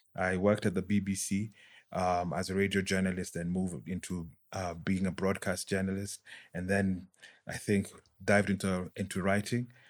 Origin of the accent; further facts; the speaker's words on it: Nairobi, Kenya; also born or lived in United Kingdom; was born and bred in Nairobi